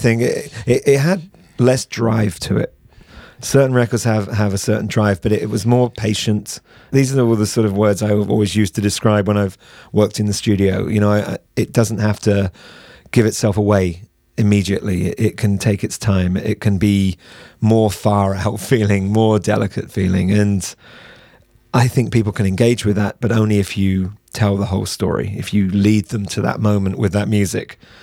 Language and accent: English; United Kingdom; we're British